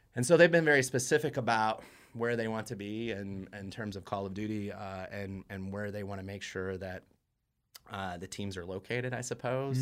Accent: Indiana, United States; moved away; I'm from Indiana

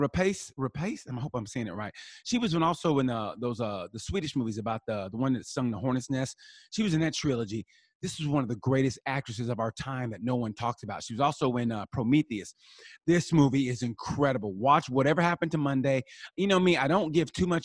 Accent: United States; I'm American

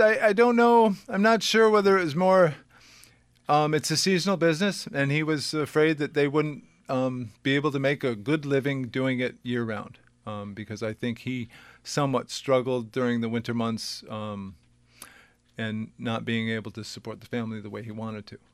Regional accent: South Windham, Connecticut, United States; I was raised in South Wyndham.

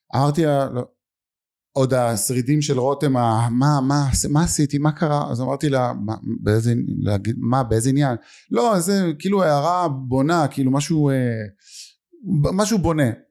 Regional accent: Lod, Central District, Israel; אני גדלתי בלוד

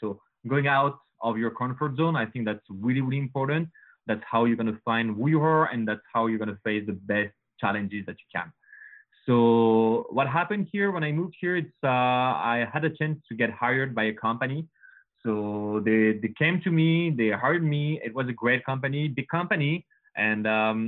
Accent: Paris, Île-de-France, France; accent: French; English is a second language; moved away as an adult; now in Canada; as you can hear with my accent, guys, I'm French. So sure. Born and raised in Paris.

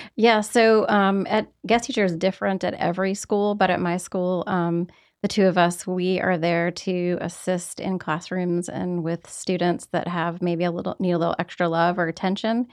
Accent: Roanoke, Virginia, United States; moved away; I'm from Roanoke, Virginia

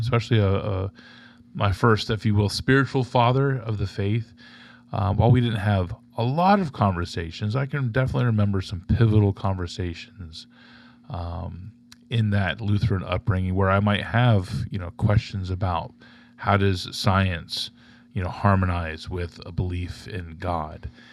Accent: Tampa, Florida, United States; I'm from, uh, born and raised in Tampa, Florida.

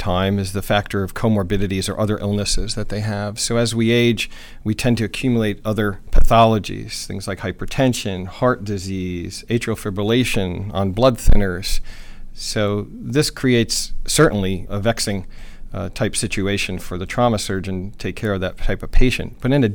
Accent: New Jersey, United States; moved away as an adult; also born or lived in New Mexico / New York; I grew up in New Jersey

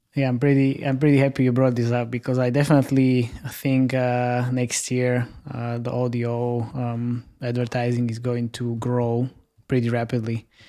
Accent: Slovakia; I'm based in Slovakia and I'm from Slovakia

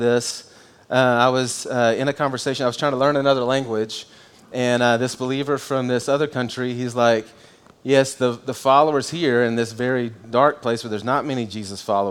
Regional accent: United States; I'm an American if I say I'm a Christian

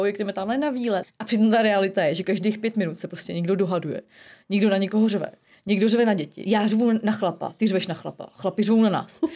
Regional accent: Prague, Czechia; moved away; jako Pražačka

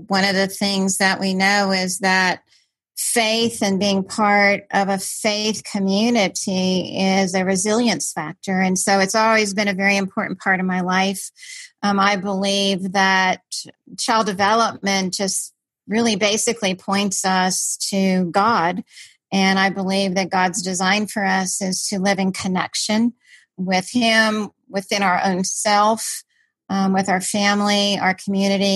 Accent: Washington, District of Columbia, United States; I grew up in Washington, DC

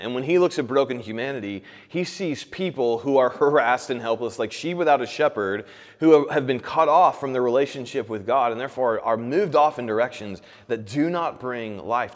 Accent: Indiana, United States; now in Kansas City, United States; I'm from Indiana

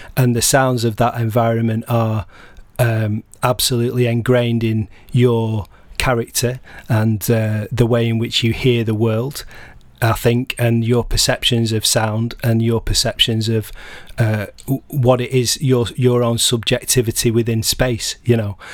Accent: Blackburn, North West England, United Kingdom; I'm from Blackburn, uh, originally in, in Lancashire.

